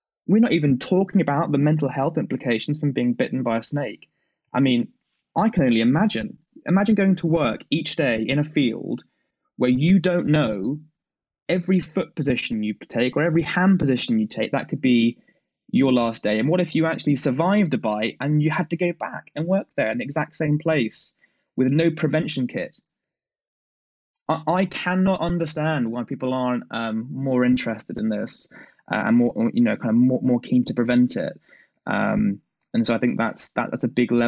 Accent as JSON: {"language": "English", "country": "United Kingdom", "said": "I'm a British guy"}